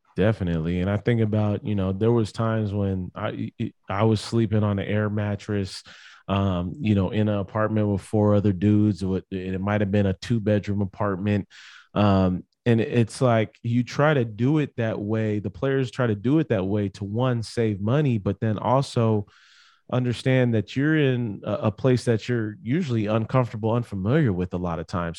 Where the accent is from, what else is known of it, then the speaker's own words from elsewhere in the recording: San Diego, California, United States; moved away as an adult; also born or lived in Las Vegas; I grew up in San Diego, California, went to Poway High School